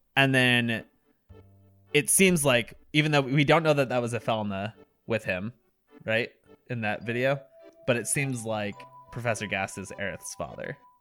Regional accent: Vermont, United States; I'm from Vermont. We ski here

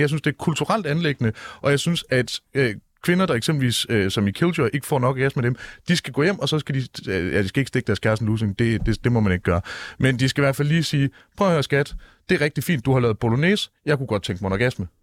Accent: Jutland, Denmark; jeg er dum mand fra Jylland

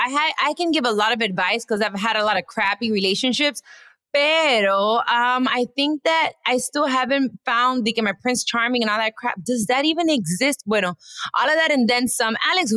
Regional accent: Dominican Republic; I am a proud Dominicana.

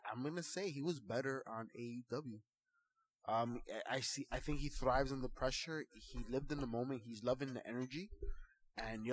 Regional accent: Union City, New Jersey, United States; we are Latino men from Union City, from Hunter County, from the hood

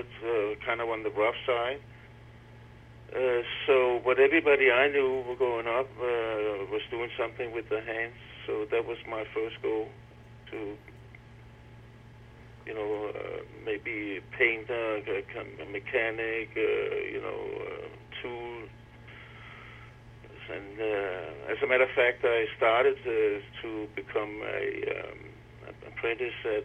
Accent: Copenhagen, Capital Region of Denmark, Denmark; I was born in 1953, grew up in Copenhagen

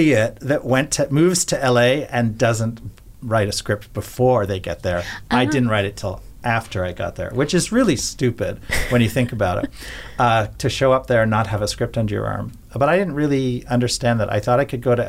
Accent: Canada; I couldn't get a job as a Canadian

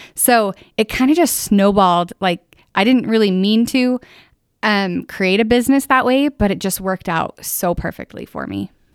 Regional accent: northern Utah, United States; also born or lived in Pleasant View, Utah; I actually grew up in a town of, it was about seven hundred people back then, Manaway. So it's in Logan

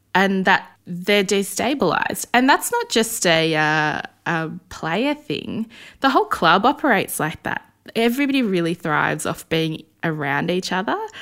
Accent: Melbourne, Victoria, Australia; I grew up in Essendon

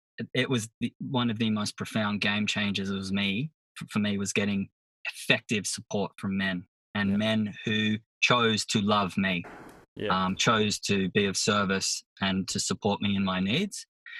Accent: Sydney, New South Wales, Australia; Up Sydney, Northern Beaches. Right now I live on the road.

